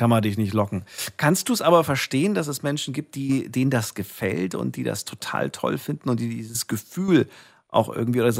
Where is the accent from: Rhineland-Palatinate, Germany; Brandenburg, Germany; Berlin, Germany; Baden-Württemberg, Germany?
Brandenburg, Germany; Müllrose; Ach, ich komme aus Müllrose.